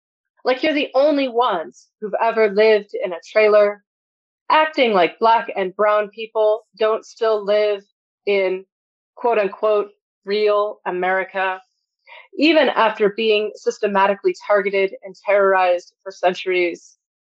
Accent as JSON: {"language": "English", "town": "El Paso", "region": "Texas", "country": "United States", "tie": "born or raised there", "said": "I worked as a substitute teacher in three different school districts here in El Paso, in my hometown, and then also in like rural Appalachia."}